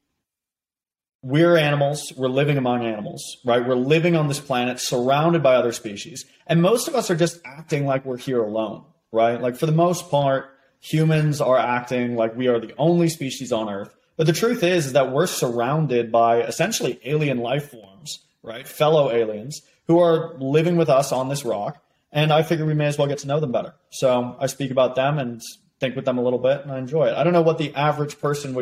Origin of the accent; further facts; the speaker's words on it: United States; moved away as an adult; also born or lived in Boston; now in Oxford, United Kingdom; me being American